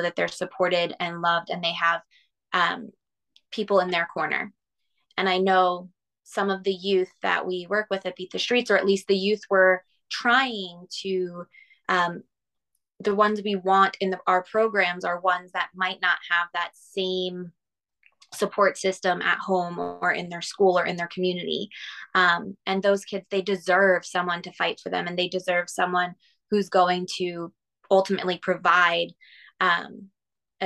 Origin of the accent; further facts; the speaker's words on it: Lancaster, Pennsylvania, United States; also born or lived in Miami, Florida; I was born in Miami and like my kindergarten class had 50 kids in it and one teacher and one teacher's aide. Then we moved to Lancaster, Pennsylvania, and it's more of a rural setting